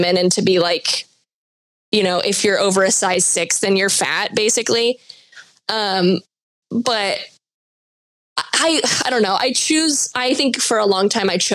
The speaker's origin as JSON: {"language": "English", "country": "United States", "said": "as an American"}